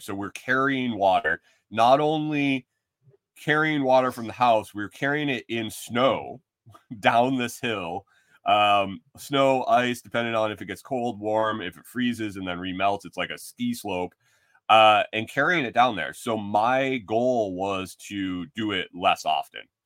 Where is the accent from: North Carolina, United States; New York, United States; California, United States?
New York, United States; Western; moved away as an adult; also born or lived in Minnesota; growing up in Western New York